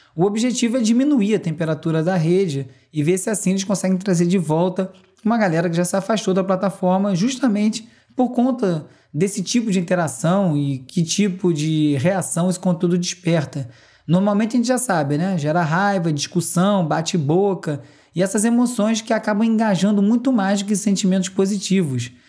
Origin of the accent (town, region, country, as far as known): Brazil